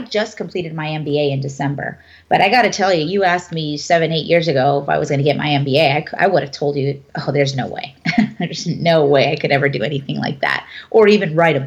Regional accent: United States; I'm a first generation born here from my family. My mother is an immigrant.

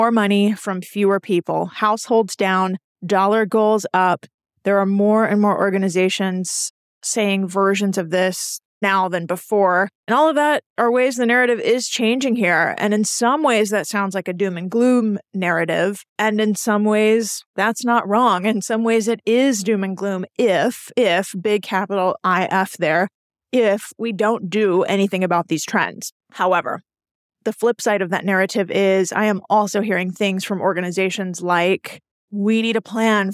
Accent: Houston, Texas, United States; moved away; I was born and raised in Houston

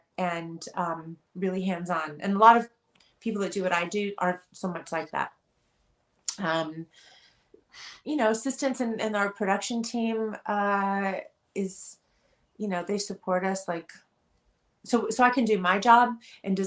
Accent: Los Angeles, California, United States; I'm born and raised here

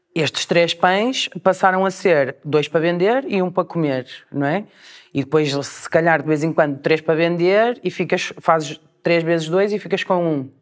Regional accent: Portugal; moved away as an adult; now in Porto, Portugal; era sair de Portugal

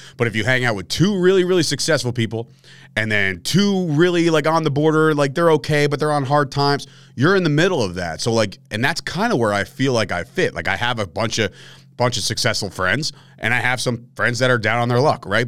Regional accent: Fords, New Jersey, United States; any Fords people that are listening to this right now, which they're, they're out there, like my hometown people, if you're out there and you listen to this and you went to Fords Middle

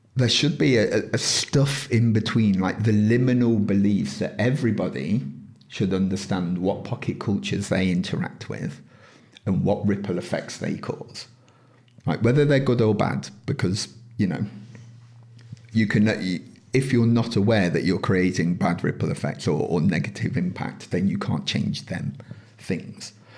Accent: United Kingdom; within this country, yes, we're British

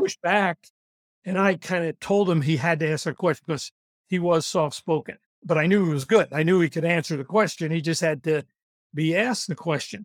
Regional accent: New York, United States; I'm from New York, so I talk fast

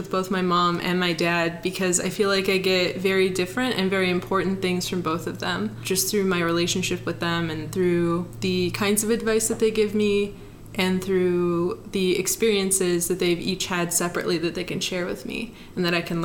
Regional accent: Akron, Ohio, United States; I'm from Akron

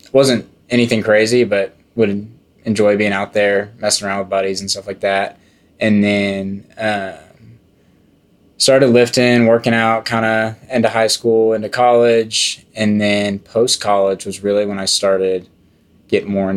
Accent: Frisco, Texas, United States; I grew up in Frisco, Texas, the beautiful suburb in the DFW area

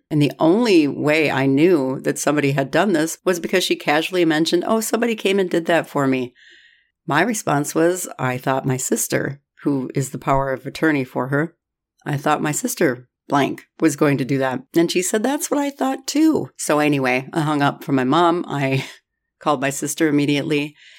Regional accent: Minnesota, United States; I'm from Minnesota

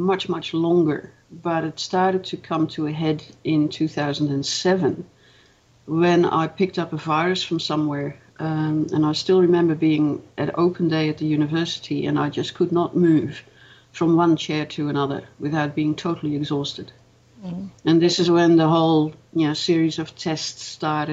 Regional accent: Netherlands; moved away as an adult; also born or lived in Melbourne, Australia; now in Australia; I was born in Holland. I lived there until I was 24, and then I migrated to Australia

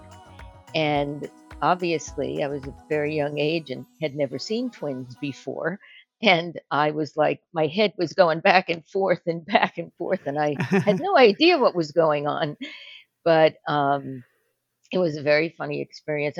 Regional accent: Oceanside, New York, United States; also born or lived in Brooklyn, New York; we moved out to Long Island to a town called Oceanside

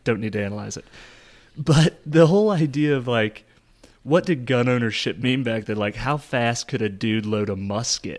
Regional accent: United States; I'm an American

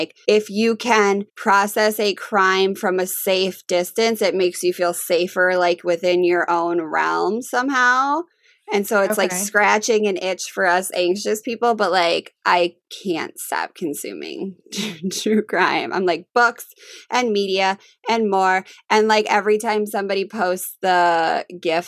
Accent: Minnesota, United States; born or raised there

